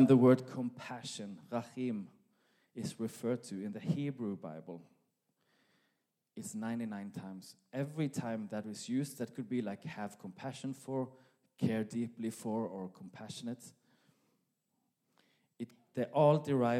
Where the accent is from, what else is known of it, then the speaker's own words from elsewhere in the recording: Norway; accent: Norwegian; now in Sweden; my Norwegian accent